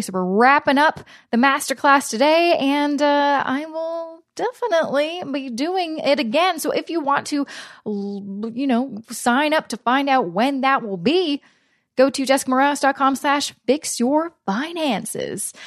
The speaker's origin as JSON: {"language": "English", "town": "Vancouver", "region": "British Columbia", "country": "Canada", "moved": "yes", "lives_now": "Toronto, Canada", "said": "I'm originally from Vancouver, which is similar to Portland"}